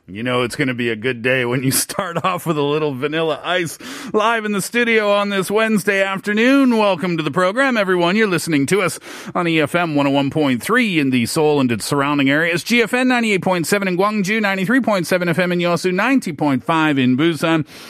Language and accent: English; east coast of Canada, Atlantic Canada, Canada; moved away; Being Canadian, being from the east coast of Canada.